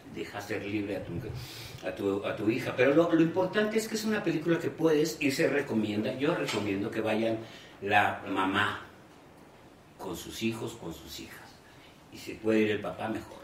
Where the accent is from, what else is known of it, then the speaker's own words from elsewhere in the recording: Guadalajara, Jalisco, Mexico; also born or lived in Mexico City; Del Distrito Federal en ese entonces, y mi papá me llevó a Guadalajara al mes diciendo que yo era de Guadalajara